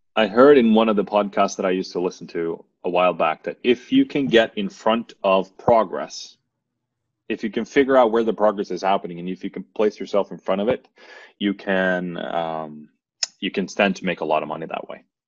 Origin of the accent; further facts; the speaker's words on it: Norway; English is a second language; a city close to my hometown here in Norway